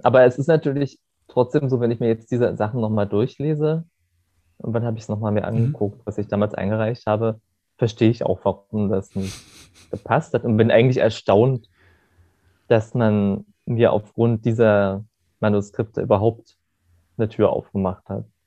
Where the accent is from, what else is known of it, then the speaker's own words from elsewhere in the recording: Germany; now in Berlin, Germany; in der Stadt, das also Gerode, wo ich herkomme